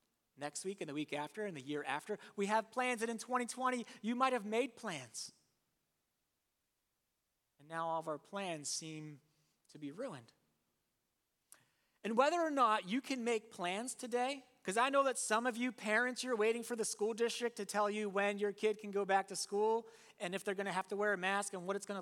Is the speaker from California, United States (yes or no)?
no; Warminster, Pennsylvania, United States; I'm from Warminster